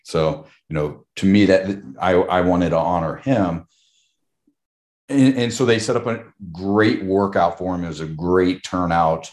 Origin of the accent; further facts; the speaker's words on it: Charleston, South Carolina, United States; moved away as an adult; also born or lived in Houston; I grew up in Charleston, South Carolina